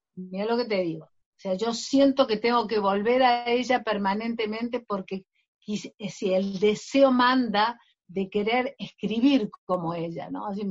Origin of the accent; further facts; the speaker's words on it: Argentina; mi novela es muy argentina